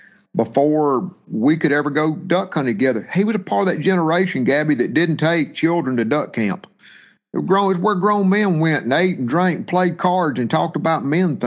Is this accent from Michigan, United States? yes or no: no; Mississippi, United States; I live in Brandon, Mississippi, born and raised in Mississippi